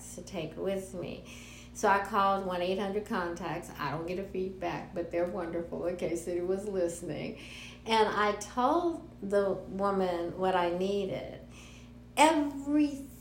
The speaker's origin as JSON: {"language": "English", "town": "Los Angeles", "region": "California", "country": "United States", "said": "I'm from Los Angeles."}